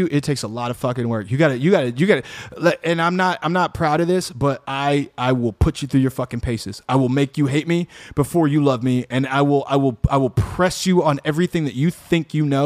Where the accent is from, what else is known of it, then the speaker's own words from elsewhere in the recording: Chicago, Illinois, United States; I'm from Chicago.